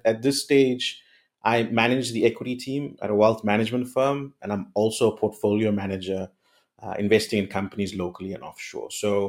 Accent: Durban, KwaZulu-Natal, South Africa; moved away as an adult; now in Cape Town, South Africa; I'm dialing in from Cape Town. I've lived here since 2008, so I've been here a long time. I grew up in Durban, went to high school there.

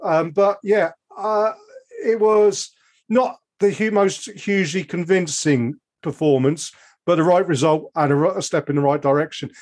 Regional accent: Oxfordshire, South East England, United Kingdom; also born or lived in Essex; I was born in Essex, although I lived in Oxfordshire most of my life.

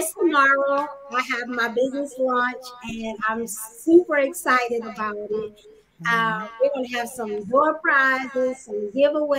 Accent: Louisiana, United States; I'm from the South. Louisiana. For the longest, I never traveled outside of the South.

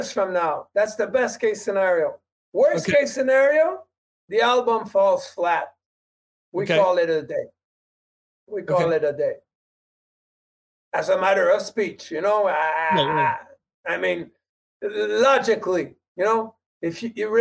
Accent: Quebec, Canada; we speak French

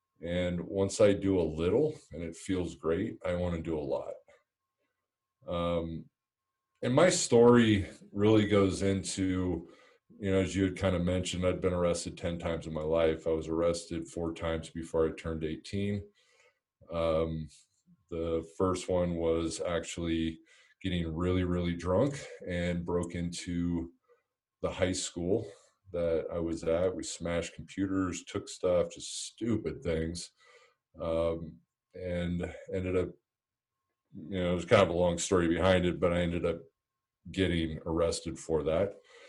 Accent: Montebello, California, United States; born there; also born or lived in Pennsylvania; I was born in Montebello, Southern California. We moved to Northern California when I was in fourth grade.

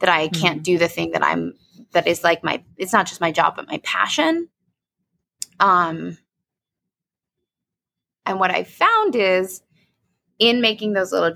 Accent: New York City, New York, United States; moved away as an adult; also born or lived in Boston; now in Denver, United States; I grew up in New York fucking city

